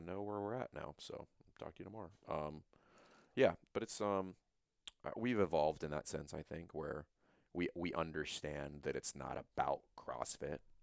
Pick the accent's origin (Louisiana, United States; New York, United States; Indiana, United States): Louisiana, United States; I'm from Louisiana